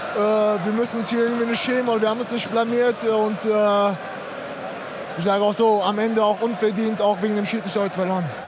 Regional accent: Germany; bei uns in Deutschland

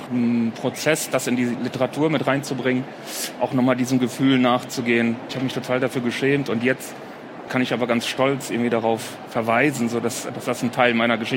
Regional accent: Poland; now in Germany; für mich war es, als ich mit meiner Familie nach Deutschland gekommen bin, auch eine große Scham, als Pole erkannt zu werden.

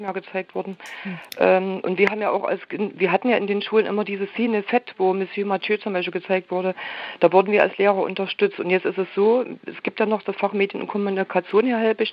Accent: Leipzig, Saxony, Germany; ich bin in Leipzig groß geworden

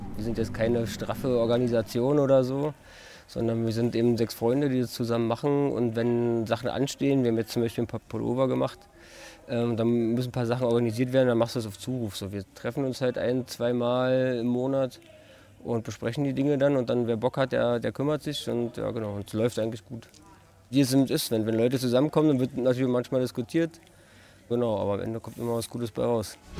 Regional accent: Berlin, Germany; wir sind in Berlin groß geworden

